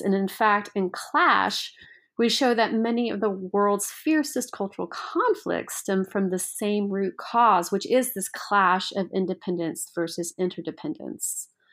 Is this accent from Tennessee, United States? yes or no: yes; Memphis, Tennessee, United States; I grew up in Memphis, Tennessee